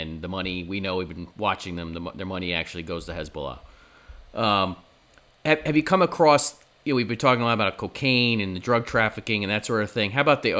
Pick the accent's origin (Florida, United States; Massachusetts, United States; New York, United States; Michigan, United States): New York, United States; As a New Yorker